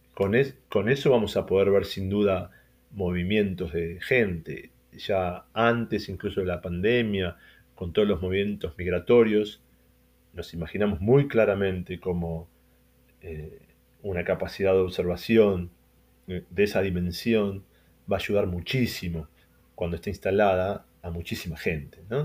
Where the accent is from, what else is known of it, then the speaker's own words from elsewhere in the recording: Argentina; Emiliano y yo somos argentinos